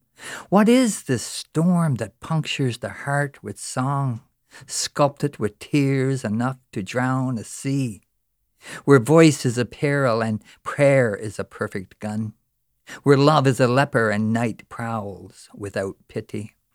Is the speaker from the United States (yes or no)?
no; Newfoundland and Labrador, Canada; I'm from Newfoundland.